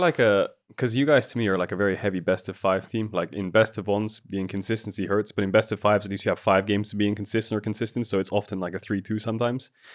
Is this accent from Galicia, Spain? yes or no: no; Alicante, Valencian Community, Spain; I grew up in Alicante